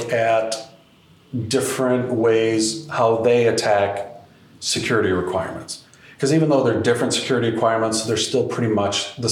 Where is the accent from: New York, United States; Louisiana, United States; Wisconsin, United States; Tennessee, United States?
Wisconsin, United States; I'm from Wisconsin